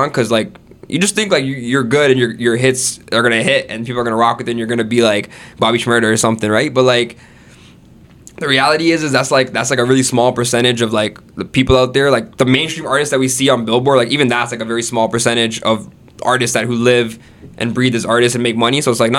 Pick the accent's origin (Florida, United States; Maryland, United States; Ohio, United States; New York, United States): Florida, United States; born there; And earlier, like I was saying, I was born in Florida, right? So I have an American citizenship.